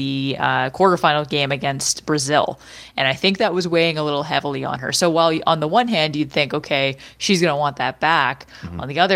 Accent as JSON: {"language": "English", "country": "Canada", "said": "I'm so Canadian"}